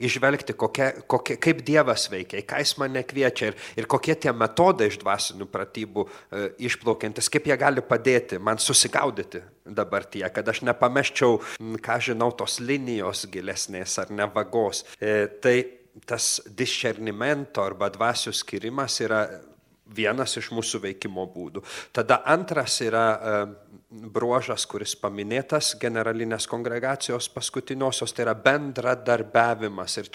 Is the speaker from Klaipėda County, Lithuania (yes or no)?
yes; Klaipėda, Klaipėda County, Lithuania; Aš iš kur ateinu? Iš Klaipėdos. Ir, ir ten parapija labai nuostabi ir veikli parapija buvo. Sakyčiau, mes visą laiką didžiuodavomės tokia jaunimas, kuris ten augome, o aš esu iš Klaipėdos Švento Juozapo darbininko parapijos.